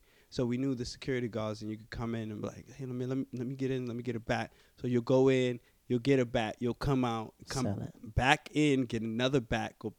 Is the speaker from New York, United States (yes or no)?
yes; New York City, New York, United States; I grew up around the Yankee Stadium